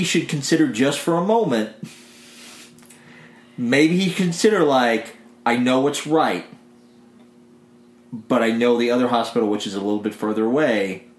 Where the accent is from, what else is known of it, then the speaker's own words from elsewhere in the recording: White County, Illinois, United States; I grew up in White County, Illinois